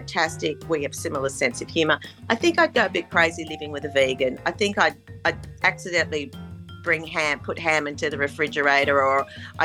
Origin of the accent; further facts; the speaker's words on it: Australia; accent: broad Australian; moved away; also born or lived in United States; my accent's even more broad, more broad Australian every time I come back.